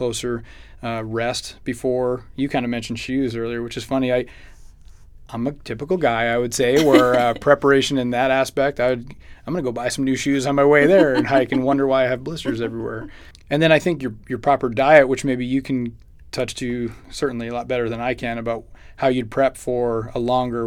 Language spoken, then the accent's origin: English; Massachusetts, United States; now in Chandler, United States; I'm from Massachusetts